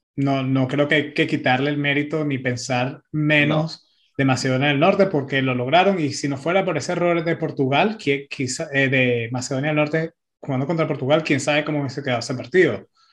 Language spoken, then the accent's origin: Spanish; Italy; soy italiano